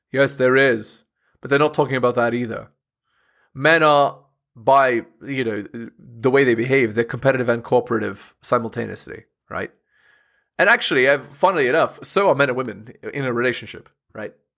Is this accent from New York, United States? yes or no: no; Southern California, United States; I grew up in Southern California